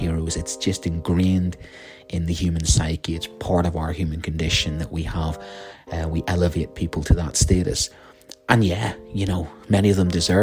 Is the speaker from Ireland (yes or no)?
yes; Ireland; as a Celt, I grew up on the Celtic mythology of the hero of Cuchulainn. My primary school was dominated by that.